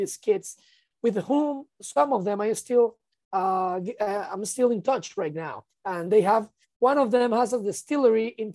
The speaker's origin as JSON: {"language": "English", "country": "Venezuela", "said": "I'm from Venezuela"}